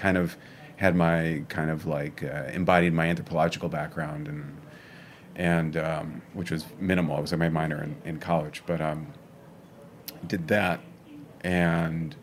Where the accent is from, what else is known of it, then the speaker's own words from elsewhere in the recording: Chicago, Illinois, United States; also born or lived in Evanston / Skokie; now in New York, United States; growing up in Chicago